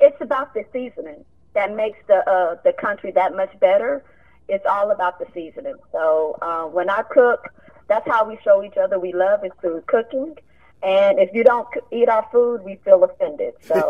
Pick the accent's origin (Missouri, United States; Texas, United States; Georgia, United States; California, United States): Texas, United States; Liberty County; I grew up in Liberty County, Texas